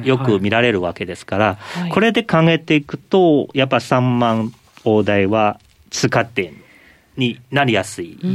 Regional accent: China; now in Japan; 私中国出身なんですけどでも今日本人です

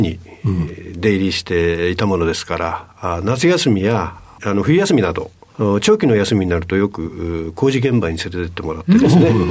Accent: Chiba, Japan; 出身は千葉県です

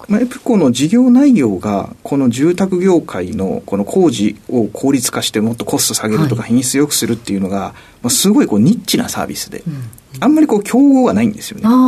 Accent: Hiroshima, Japan; moved away as an adult; also born or lived in Yokohama; 身広島です

